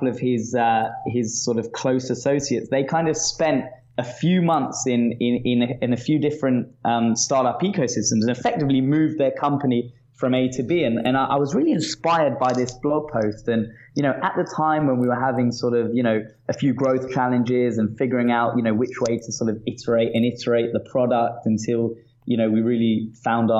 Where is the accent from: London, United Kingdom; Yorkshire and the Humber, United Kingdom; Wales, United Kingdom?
London, United Kingdom; accent: British; moved away as an adult; also born or lived in Manchester / Sydney; now in Tel Aviv, Israel; I grew up actually in Northwest London in a place called Hendon